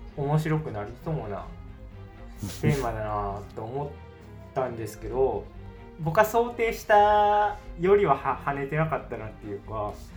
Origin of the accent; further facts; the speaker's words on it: Tokushima, Japan; 同じ四国の徳島出身